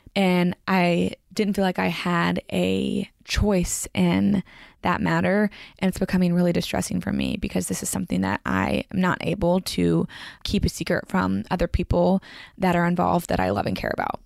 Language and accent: English; Franklin, Tennessee, United States; the Franklin Theater in my hometown where I grew up